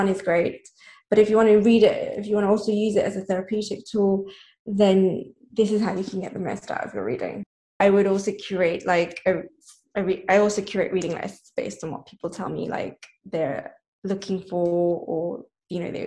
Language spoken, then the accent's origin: English; Nairobi, Kenya; I grew up in Nairobi, Kenya. So I spent a lot of my childhood and teenage years there.